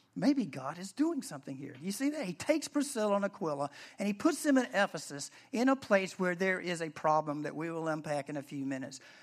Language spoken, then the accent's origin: English; the South, United States; I'm from the South, I say Deborah, Deborah